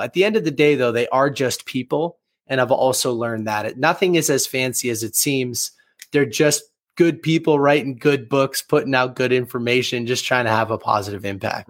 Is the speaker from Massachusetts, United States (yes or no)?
yes; Boston, Massachusetts, United States; born and raised in the Boston, Massachusetts area